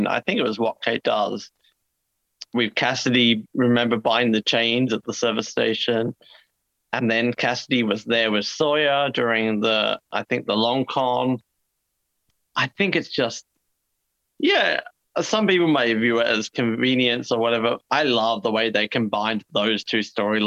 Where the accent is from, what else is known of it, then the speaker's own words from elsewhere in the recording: Tasmania, Australia; also born or lived in Daegu, Korea; we're also from Tasmania